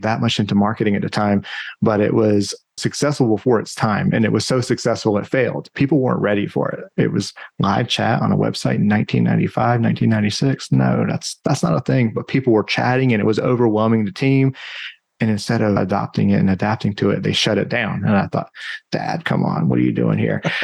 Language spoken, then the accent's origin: English; the Carolinas, United States; also born or lived in New Hampshire; now in Austin, United States; I grew up in the Carolinas and lived in New Hampshire for quite some time